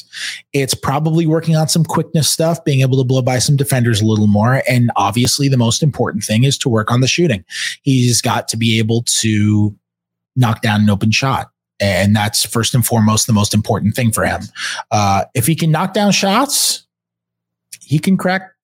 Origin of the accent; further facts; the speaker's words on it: New York, United States; I grew up in New York around Knicks fans all the time